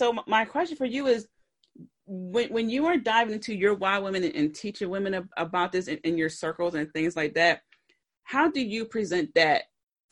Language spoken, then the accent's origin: English; Philadelphia, Pennsylvania, United States; I'm from Philly.